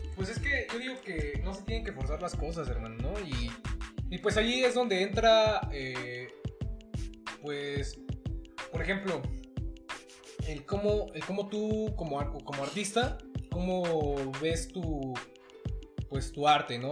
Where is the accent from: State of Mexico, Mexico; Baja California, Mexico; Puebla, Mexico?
Puebla, Mexico; Huauchinango; soy originario de Huauchinango, Puebla